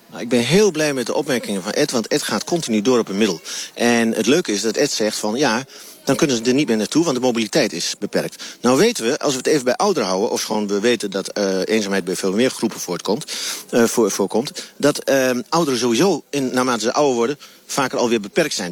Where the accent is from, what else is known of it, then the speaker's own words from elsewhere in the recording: Twente, Overijssel, Netherlands; ik kom uit Twente en Twente heeft nog altijd een hele grote saamhorigheidsgevoel, dat noemen wij Noberschap